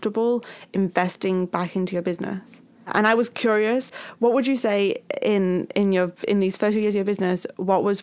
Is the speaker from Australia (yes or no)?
no; United Kingdom; I'm too British